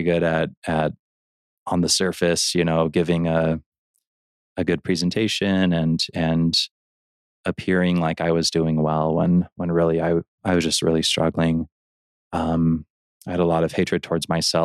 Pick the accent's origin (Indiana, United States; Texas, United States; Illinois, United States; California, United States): Illinois, United States; Elgin; now in Roy, United States; I grew up in Illinois in a city called Elgin